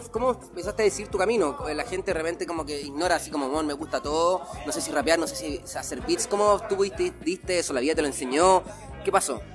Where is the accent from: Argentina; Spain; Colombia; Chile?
Chile; Providencia, Santiago Metropolitan Region; porque éramos de Providencia